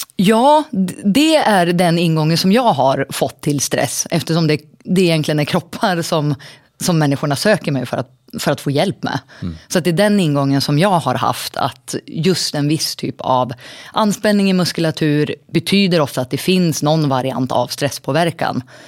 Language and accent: Swedish; Surahammar, Västmanland, Sweden; now in Västerås, Sweden; Jag är en liten tjej från Surahammar från början